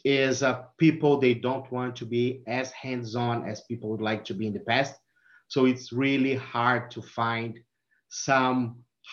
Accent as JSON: {"language": "English", "country": "Brazil", "also_born_or_lived": "California", "second_language": "English", "moved": "as an adult", "lives_now": "Michigan, United States", "said": "my accent. So I'm from Brazil. I'm living in US since 2016"}